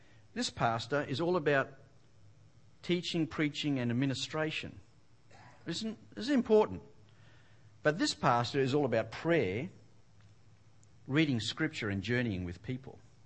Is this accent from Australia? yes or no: yes; Western Australia, Australia; moved away as an adult; now in White Rock, Canada; I come from Western Australia with my wife, Jenny. And I was the director of Youth for Christ in Western Australia